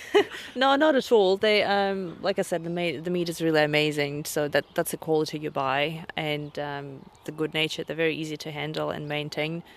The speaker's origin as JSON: {"language": "English", "country": "Russia", "moved": "yes", "lives_now": "Banks Peninsula, New Zealand", "said": "I'm originally from Russia, uh, deep south, that is"}